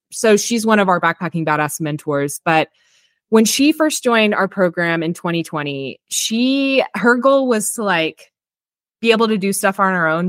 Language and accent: English; Texas, United States; moved away as an adult; also born or lived in Austin, Texas / Bakersfield, California; I'm actually from Texas originally